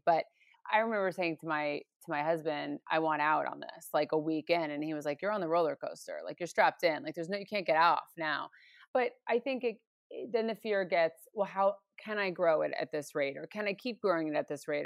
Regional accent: New York or the suburbs of New York, United States; moved away as an adult; now in Los Angeles, United States; I grew up in New York or the suburbs of New York

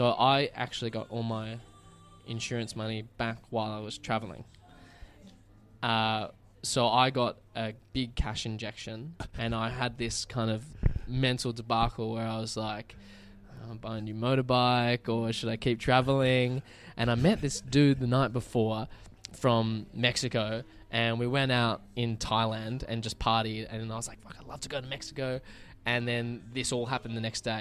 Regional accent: Australia; as an Aussie

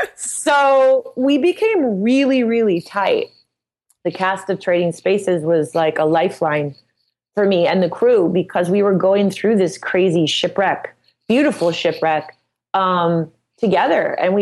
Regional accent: Midwest, United States

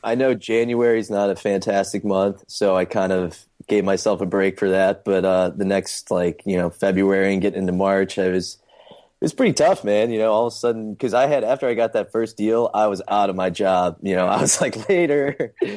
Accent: St. Louis, Missouri, United States; moved away as an adult; now in Charleston, United States; I'm originally from Saint Louis, Missouri, and then came to, uh, Charleston for college

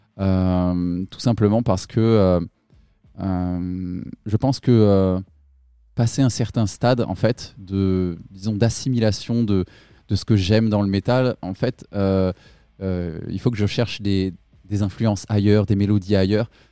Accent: Limousin, Nouvelle-Aquitaine, France; now in Toulouse, France; à la base, moi, je suis pas de Toulouse, je suis du Limousin

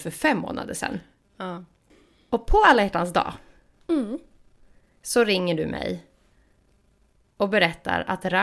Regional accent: Stockholm, Stockholm County, Sweden; moved away; jag är från Stockholm.

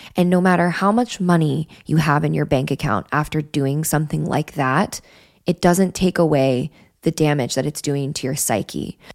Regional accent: Wyoming, United States; I grew up in Wyoming

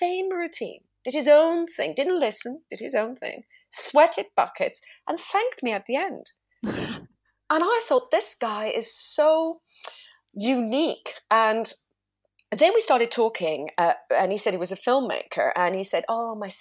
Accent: Zurich, Switzerland; moved away; also born or lived in London, United Kingdom; I'm in Switzerland. So that's my home country, my hometown.

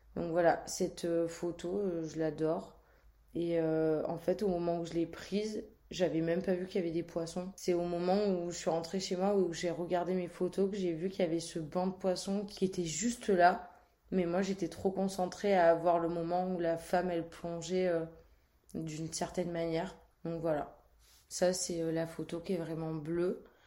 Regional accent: Marseille, Provence-Alpes-Côte d'Azur, France; Je suis née à Marseille, entre Malmousque et le Vallon des Offres

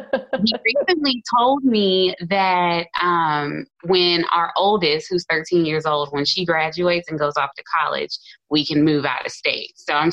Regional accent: Houston, Texas, United States; Houston, Texas.

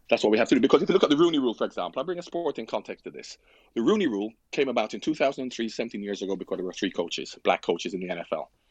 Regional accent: Jamaica; I'm from Jamaica.

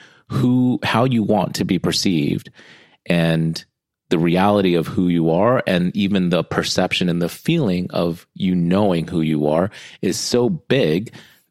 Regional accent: United States; I'm American born, half Filipino, half Guamanian

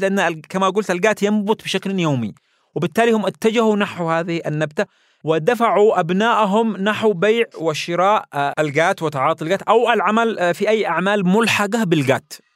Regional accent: Yemen; ونحن يمنيين

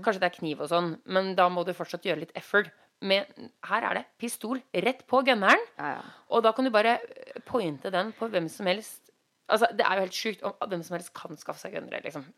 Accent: Norway; moved away as an adult; now in Los Angeles, United States; vi er nordmenn

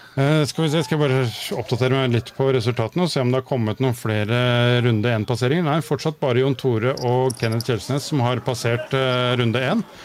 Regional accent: Oslo, Norway; moved away; Jeg har vokst opp på et sted som heter Høybråten i Oslo

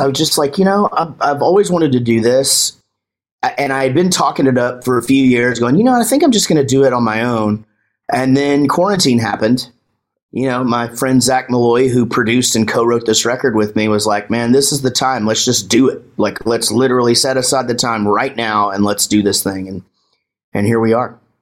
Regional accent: Texas, United States; I'm from Texas

